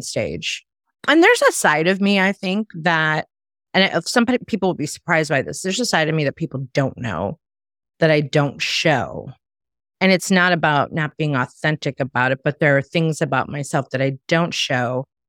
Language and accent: English; Chicago, Illinois, United States; moved away as an adult; now in Myrtle Beach, United States; I'm from a big city. I'm from Chicago, and I relocated to a small town in the South.